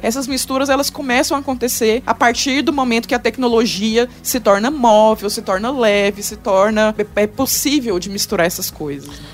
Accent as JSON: {"language": "Portuguese", "region": "Goiás", "country": "Brazil", "accent": "goiano", "moved": "yes", "lives_now": "São Paulo, Brazil", "said": "meu sotaque goiano"}